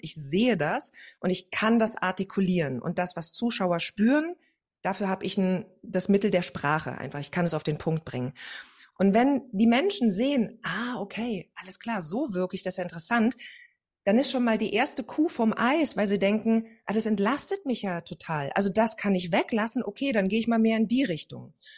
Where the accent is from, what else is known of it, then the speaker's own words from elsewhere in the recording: East Germany, Germany; Also ich komme, wie schon gesagt, aus dem Osten